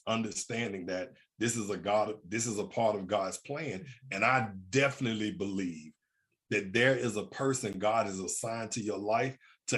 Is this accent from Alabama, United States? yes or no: yes; Birmingham, Alabama, United States; I grew up in Birmingham, Alabama. I grew up in the hood without a father